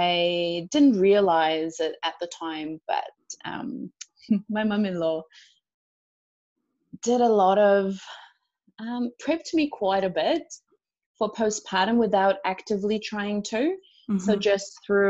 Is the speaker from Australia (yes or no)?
no; Romania; moved away as an adult; now in New Zealand; I am originally from Romania. I moved to New Zealand almost 6 years ago.